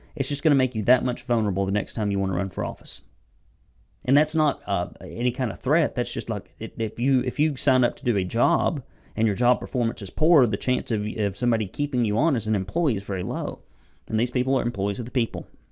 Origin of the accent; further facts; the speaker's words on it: United States; as an American, educated in the old school tradition of the founders in our Constitution